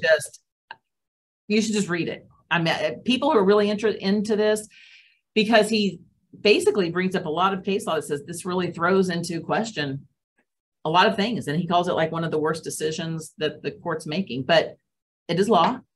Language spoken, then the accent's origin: English; United States; as an American